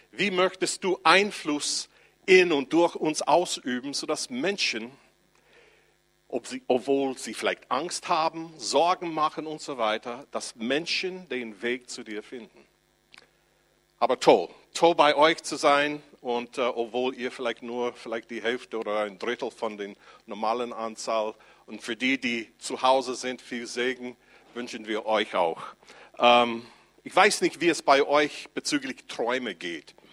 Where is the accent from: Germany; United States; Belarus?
United States; Ich komme aus den USA und dann darf ich meine Sozialversicherung beziehen